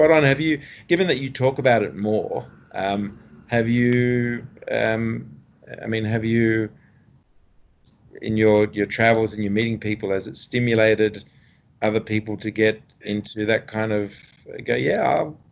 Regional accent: Australia; as an Australian

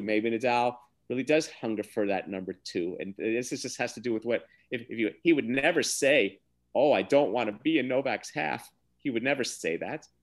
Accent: United States; as an American

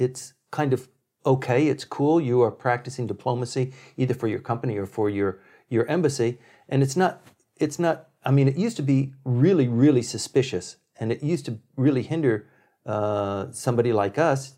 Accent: Okinawa, Japan; So I grew up in Okinawa, where the SR-71, the Blackbirds, and the later version was called the Habu, were stationed

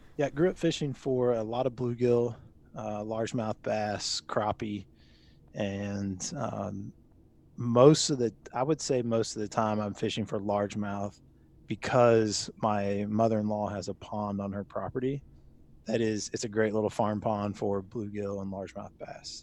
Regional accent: Louisville, Kentucky, United States; also born or lived in Lexington, Kentucky; I grew up in Louisville, Kentucky

